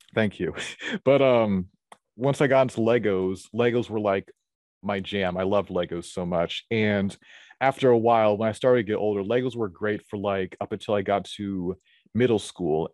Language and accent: English; Atlanta, Georgia, United States; I was born at a very young age in, in Atlanta, Geo, in Atlanta, Georgia. I've lived here all of my life